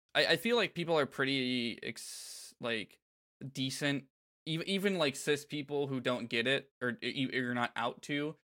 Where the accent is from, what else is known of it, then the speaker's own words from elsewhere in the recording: Florida, United States; growing up in Florida